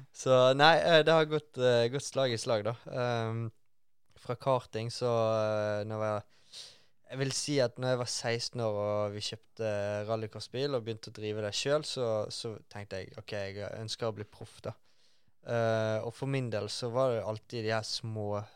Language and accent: Norwegian; Bergen, Vestland, Norway; jeg er fra Bergen.